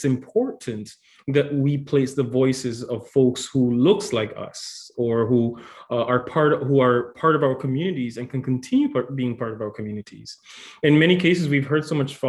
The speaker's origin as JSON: {"language": "English", "country": "Antigua & Barbuda", "tie": "born or raised there", "also_born_or_lived": "Dominican Republic", "moved": "as an adult", "lives_now": "Ottawa, Canada", "said": "I'm originally from the Dominican Republic, but I was raised in a small island called Antigua and Barbuda"}